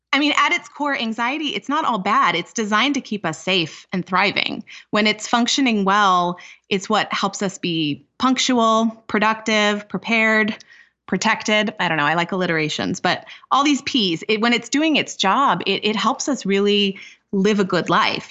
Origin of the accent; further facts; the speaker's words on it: California, United States; moved away as an adult; now in Minnesota, United States; I'm originally from California, but I moved to Minnesota a number of years ago for a postdoctoral fellowship.